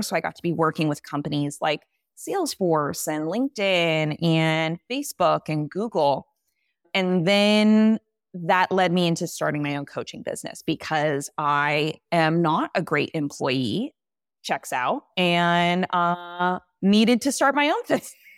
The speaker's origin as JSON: {"language": "English", "region": "California", "country": "United States", "tie": "born or raised there", "moved": "as an adult", "said": "I grew up in California"}